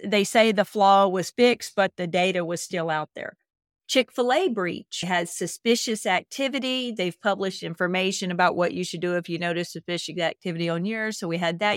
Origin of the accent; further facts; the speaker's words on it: Mississippi, United States; I'm from Mississippi